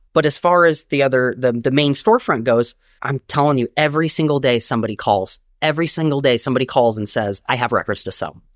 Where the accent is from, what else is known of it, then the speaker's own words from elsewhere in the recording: Long Beach, California, United States; moved away as an adult; also born or lived in Inland Empire, California; now in New York, United States; I grew up in Long Beach, California, where I was born, and I moved to New York, um, twelve years ago